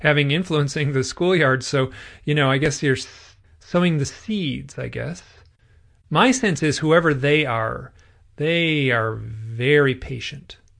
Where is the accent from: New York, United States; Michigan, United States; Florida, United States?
Michigan, United States; I'm from Michigan